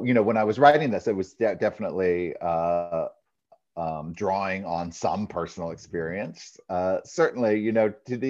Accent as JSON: {"language": "English", "region": "Maine", "country": "United States", "tie": "born or raised there", "said": "I grew up in Maine, so I still feel like a New England boy at heart."}